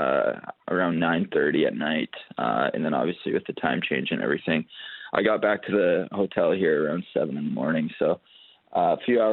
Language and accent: English; Canada; being a Canadian kid